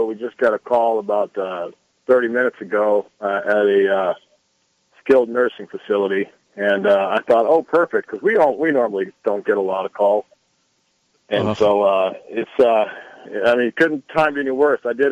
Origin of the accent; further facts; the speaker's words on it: Los Angeles, California, United States; we grew up in South Central L.A.